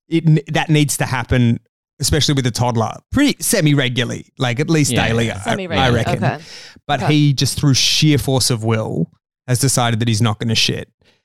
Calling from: Australia; I'm recording this from Australia. That's why I sound that's why my voice sounds that's like that.

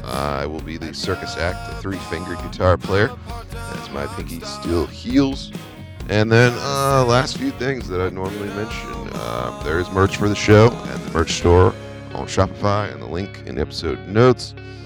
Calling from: East Coast, United States; I'm calling you from the East Coast, or the Beast Coast, as we call it.

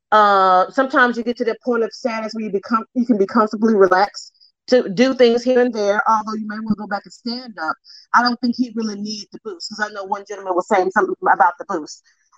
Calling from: Memphis, Tennessee, United States; Memphis, home of the blues and barbecue.

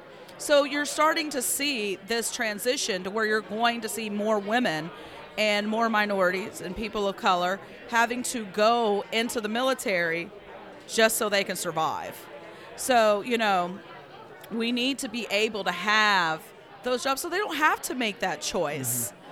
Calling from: Charleston, West Virginia, United States; I am coming from Charleston, West Virginia.

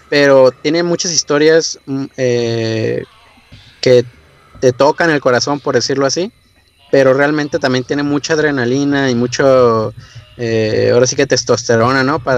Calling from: Tijuana, Baja California, Mexico; estoy aquí en Tijuana, Baja California.

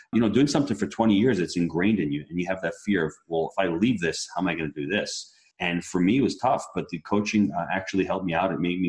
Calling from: St. Augustine, Florida, United States; St. Augustine, Florida.

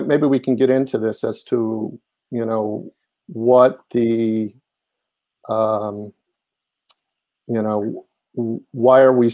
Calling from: Highland Park, New Jersey, United States; I'm actually calling from central New Jersey where I live in the borough of Highland Park

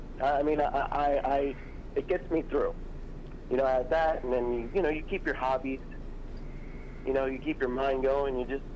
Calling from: Orlando, Florida, United States; I'm calling from beautiful Orlando, Florida.

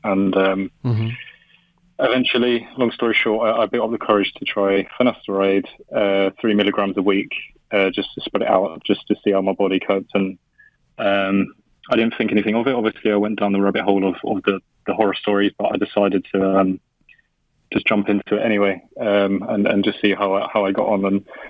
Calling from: London, United Kingdom; I'm calling from London at the moment.

